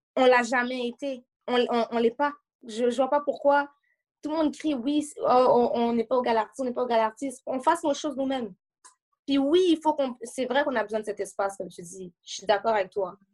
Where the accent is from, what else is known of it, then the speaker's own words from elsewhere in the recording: Montreal, Quebec, Canada; J'habite à Montréal, je suis née à Montréal, dans Côte-des-Neiges